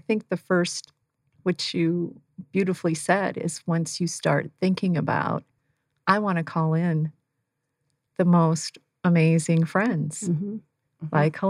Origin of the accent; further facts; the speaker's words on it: Northern Canada, Canada; moved away as an adult; now in Scottsdale, United States; I was from Northern Canada, or like Alaska weather. So it was dark and cold.